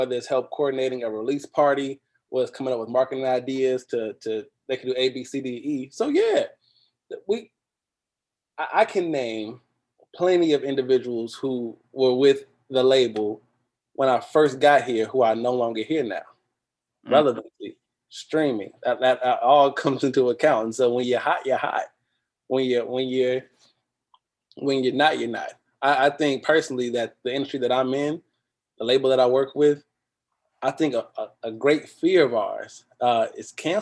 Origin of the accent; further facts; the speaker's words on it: Gary, Indiana, United States; moved away; also born or lived in Arkansas / New Jersey; I'm from Gary, Indiana.